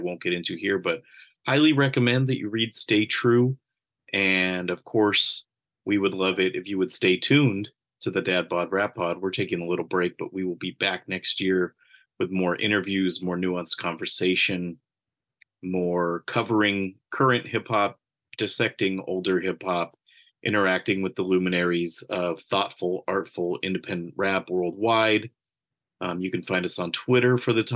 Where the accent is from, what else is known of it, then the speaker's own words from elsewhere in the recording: San Jose, California, United States; We're all from the South Bay area of California. I'm from San Jose